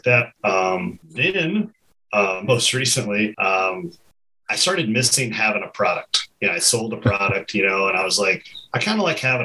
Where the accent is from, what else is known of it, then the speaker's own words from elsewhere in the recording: Kentucky, United States; growing up in Kentucky